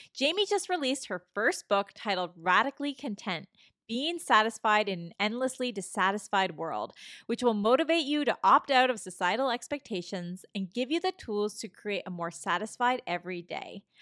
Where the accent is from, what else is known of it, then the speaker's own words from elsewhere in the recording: Toronto, Ontario, Canada; also born or lived in California; I'm from Toronto